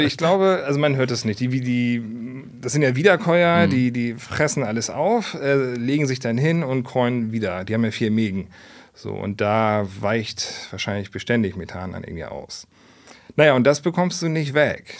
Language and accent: German; Hamburg, Germany; Ich bin ein Stadtkind. Also das Einzige, was grün war früher, war so die Polizei auf St. Pauli, wo ich groß geworden bin